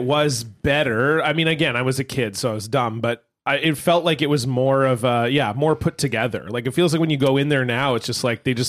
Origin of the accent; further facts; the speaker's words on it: Toronto, Ontario, Canada; also born or lived in Oakville / Mississauga / Holland Landing; I grew up in Toronto.